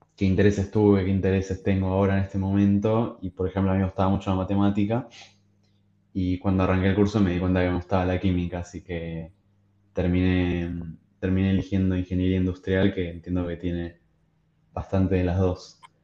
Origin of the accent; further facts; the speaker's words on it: Argentina; somos tipo país de Sudamérica, que somos un país, no sé, que puedo decir que es tercermundista